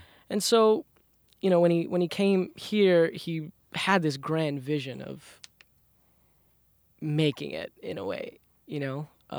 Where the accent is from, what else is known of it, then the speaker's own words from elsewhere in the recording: Queens, New York, United States; So, I come from a Bengali ethnic background. I was born and raised in Southside Jamaica, Queens.